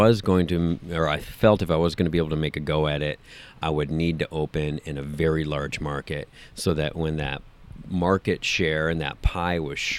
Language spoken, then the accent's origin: English; Minneapolis, Minnesota, United States; moved away as an adult; also born or lived in Milwaukee, Wisconsin; I grew up in Minneapolis, worked at a record store in Minneapolis